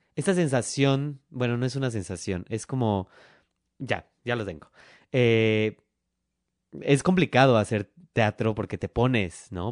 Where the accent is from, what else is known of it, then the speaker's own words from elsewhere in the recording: Mexico City, Mexico; yo soy el único que es de la CDMX